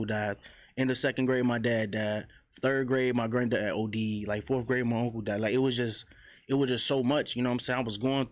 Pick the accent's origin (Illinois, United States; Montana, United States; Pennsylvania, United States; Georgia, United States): Illinois, United States; Chicago; I grew up on the low end, 47 in Michigan